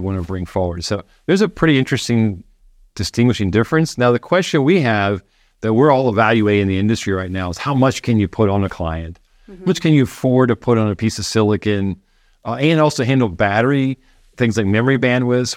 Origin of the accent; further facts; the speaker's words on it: Florida, United States; moved away; I grew up in Florida near the Space Center.